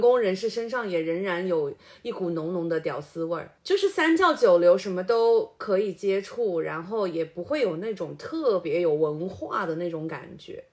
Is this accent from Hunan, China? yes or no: yes; Changsha, Hunan, China; 我们这一辈的就是土生土长的长沙伢子